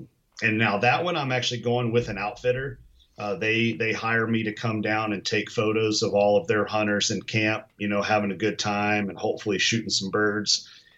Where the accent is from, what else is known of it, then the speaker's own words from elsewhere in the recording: Kentucky, United States; I'm from Kentucky originally, and I may have grown up and affectionately have a desire for bourbon.